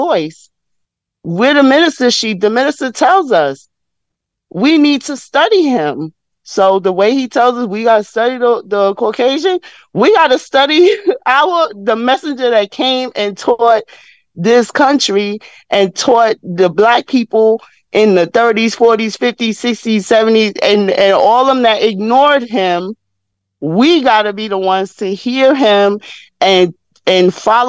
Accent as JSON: {"language": "English", "region": "New York", "country": "United States", "said": "I'm in my 50s, so and I'm from New York"}